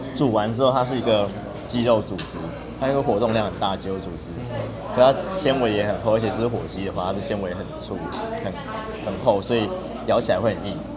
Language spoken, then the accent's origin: Chinese; northern Taiwan, Taiwan; 我们北部人吃的